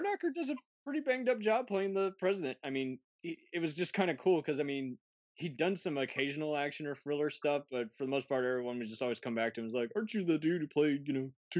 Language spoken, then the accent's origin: English; Dallas, Texas, United States; Like, I'm from the Dallas, Texas area